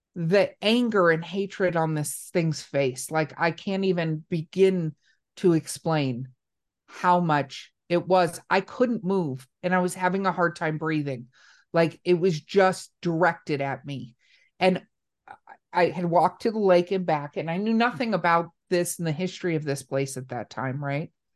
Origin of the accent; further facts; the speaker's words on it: Los Angeles, California, United States; I grew up in Hollywood, California